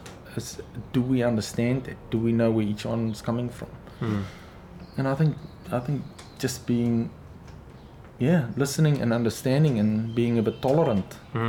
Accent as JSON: {"language": "English", "country": "South Africa", "tie": "born or raised there", "also_born_or_lived": "Vryheid, South Africa", "moved": "as an adult", "lives_now": "New Zealand", "said": "where I was brought up, it was Sotho."}